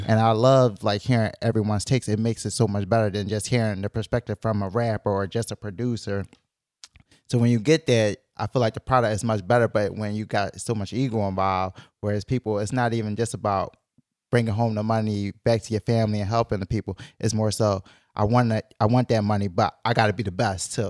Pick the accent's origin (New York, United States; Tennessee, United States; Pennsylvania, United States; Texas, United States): Pennsylvania, United States; Philadelphia; I'm from Philly